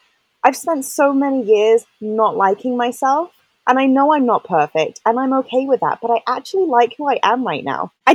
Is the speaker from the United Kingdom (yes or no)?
yes; England, United Kingdom; I grew up in England